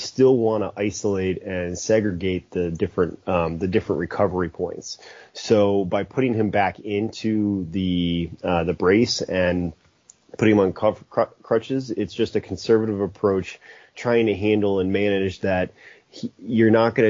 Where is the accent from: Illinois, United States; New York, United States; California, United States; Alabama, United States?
Illinois, United States; Chicago; moved away as an adult; I'm born and raised in the Chicago area